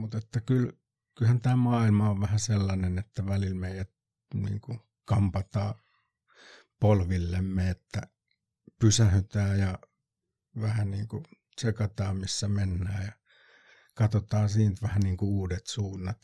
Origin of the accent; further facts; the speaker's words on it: Kotka, Kymenlaakso, Finland; nyt kun Kotkasta ollaan